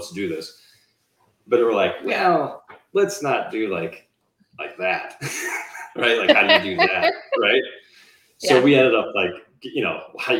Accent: Wisconsin, United States; No, so we're from Wisconsin. So my wife, Andrea, and I are from Wisconsin.

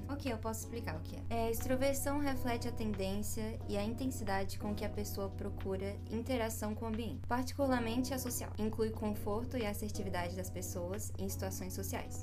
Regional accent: Brazil; eu sou brasileira.

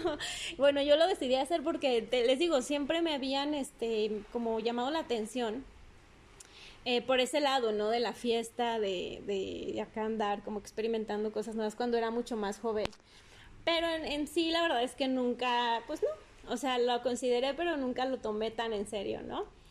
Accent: Durango, Mexico; sigo aquí en Durango, mi ciudad natal que amo

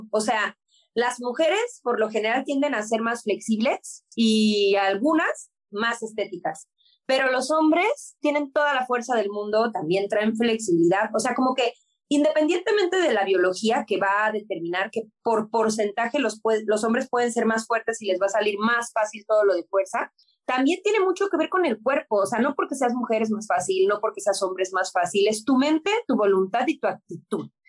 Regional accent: Mexico; güey, somos latinos, somos mexicanos, en la vida … me voy a ver como la rusa

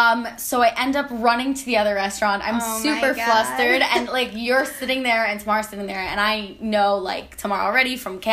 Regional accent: New Jersey, United States; now in New York, United States; I am from New Jersey, now living in New York

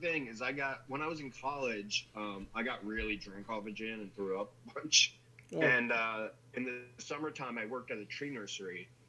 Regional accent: New Jersey, United States; now in California, United States; I live in California, but you know, I'm from New Jersey.

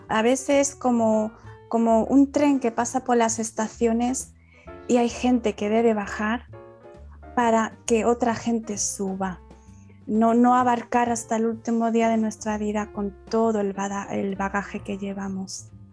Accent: Málaga, Andalusia, Spain; soy de Málaga, española

